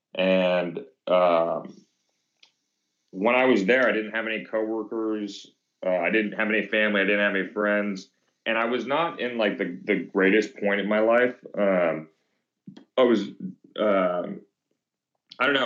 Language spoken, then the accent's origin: English; Thousand Oaks, California, United States; also born or lived in Venice, Los Angeles / Houston / North Hollywood / West LA; now in Ventura, United States; grew up in Thousand Oaks